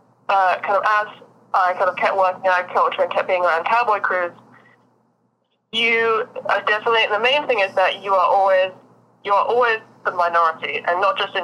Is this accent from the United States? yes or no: yes; Austin, Texas, United States; also born or lived in London; I've grown up in cities my whole life. Like I'm from London and Austin, Texas.